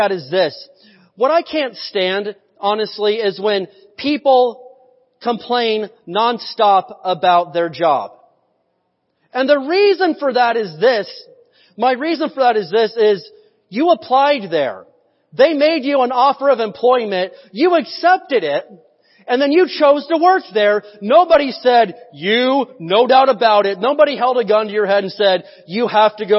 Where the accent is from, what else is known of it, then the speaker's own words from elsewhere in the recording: United States; I was born in America